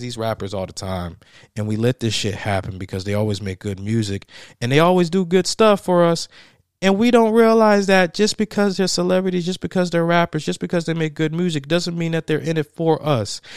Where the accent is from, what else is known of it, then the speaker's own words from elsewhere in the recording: Tennessee, United States; the state of Tennessee, my home state